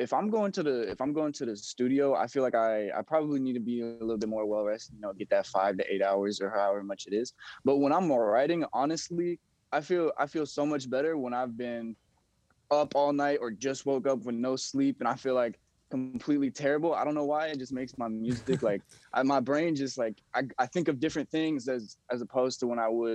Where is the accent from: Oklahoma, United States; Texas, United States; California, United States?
Texas, United States; also born or lived in Louisiana; That's actually my real name. I grew up in Texas and Louisiana. I moved around a lot as a little kid.